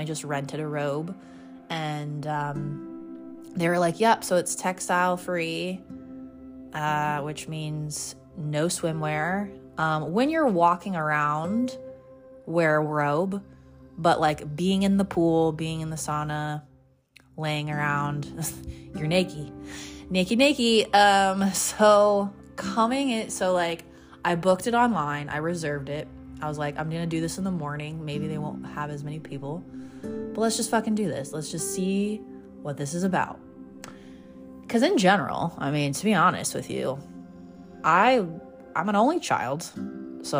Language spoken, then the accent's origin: English; United States; also born or lived in Laguna Beach, California; I'm from the States